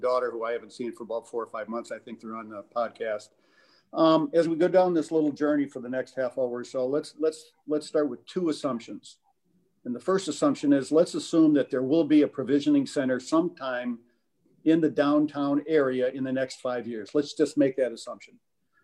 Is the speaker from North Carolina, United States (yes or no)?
no; Flint, Michigan, United States; I was born in Flint in 1948, went to Central High School, go Indians, graduated from Michigan State University.